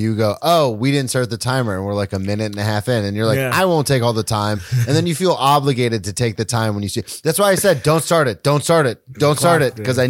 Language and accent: English; Carolina, United States; They didn't know I'm from Carolina.